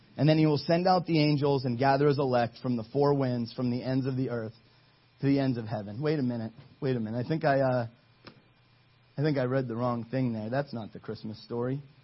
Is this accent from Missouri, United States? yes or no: no; Ohio, United States; I'm from Ohio.